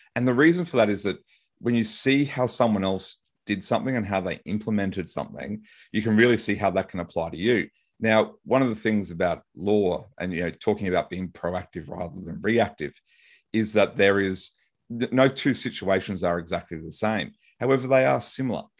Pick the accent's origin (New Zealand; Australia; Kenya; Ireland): Australia; Brisbane, Queensland; might recognize my accent, I'm from Brisbane, Australia